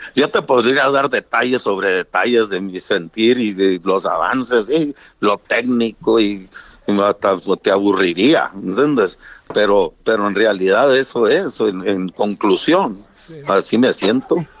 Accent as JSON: {"language": "Spanish", "country": "Mexico", "said": "yo como mexicano"}